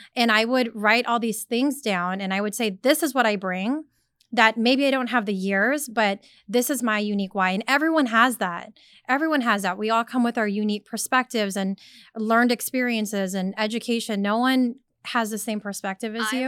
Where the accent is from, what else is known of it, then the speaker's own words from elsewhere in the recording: Sacramento, California, United States; I was born and raised in Sacramento, California